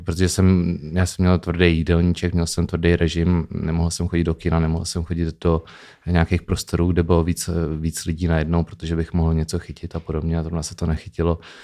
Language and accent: Czech; Opatovice nad Labem, Pardubice Region, Czechia; also born or lived in Chrudim / Bristol, England / Amsterdam, Netherlands; narodil jsem se v eh, Chrudimi, mm-hmm. ale celý život jsem žil v Opatovicích nad Labem.